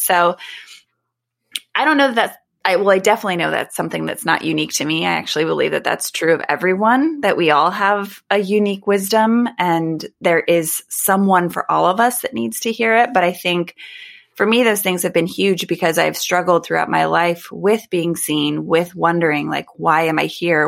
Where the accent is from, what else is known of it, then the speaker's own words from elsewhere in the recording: United States; I live in the United States. I am an American